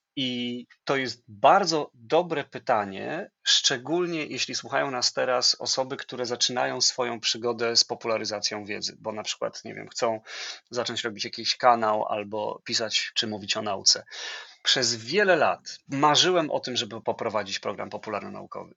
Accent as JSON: {"language": "Polish", "town": "Płock", "region": "Masovian Voivodeship", "country": "Poland", "moved": "yes", "said": "pracowałem w lokalnym radiu, będąc licealistą, bo jestem z Płocka"}